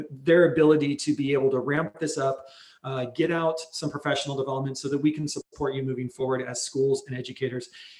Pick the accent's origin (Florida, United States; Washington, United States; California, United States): Washington, United States; Spokane; also born or lived in Bremerton, Washington; I was born and raised in Spokane, graduate of Central Valley High School here in front of you